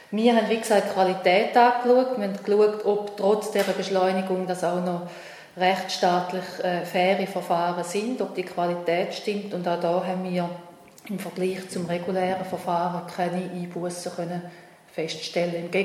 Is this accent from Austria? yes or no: no; Switzerland; mit wie viel Sorgfalt eigentlich so ein Asylverfahren wirklich äh, abläuft bei uns in der Schweiz.